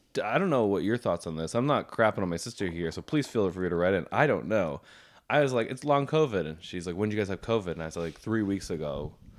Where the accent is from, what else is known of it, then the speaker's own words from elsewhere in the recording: Kingston, Ontario, Canada; I'm from Kingston